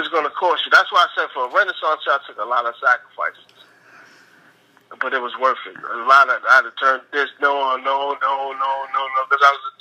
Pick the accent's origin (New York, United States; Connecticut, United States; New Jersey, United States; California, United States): New York, United States; New York City; also born or lived in Queens, New York; I'm born and raised in Brooklyn, New York City, Project Brooklyn, but I used to live in Queens sometimes